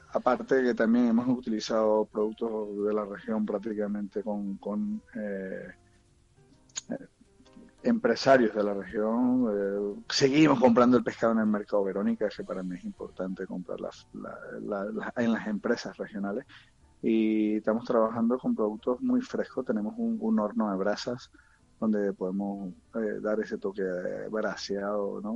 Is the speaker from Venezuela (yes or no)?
yes; Venezuela; moved away as an adult; also born or lived in Central America; now in Murcia, Spain